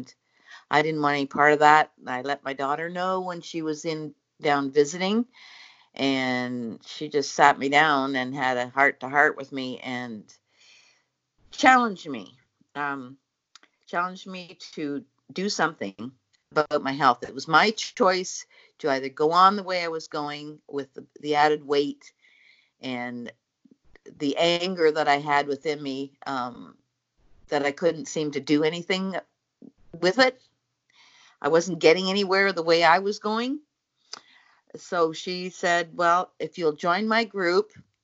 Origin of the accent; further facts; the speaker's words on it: Newfoundland and Labrador, Canada; now in Cobourg, Canada; I've come from Canada, actually Cobourg, Ontario. I was born in Newfoundland.